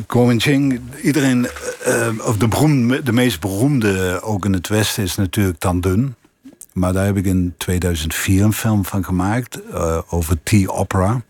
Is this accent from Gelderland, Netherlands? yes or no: no; Limburg, Netherlands; accent: Limburgish; mijn Limburgse accent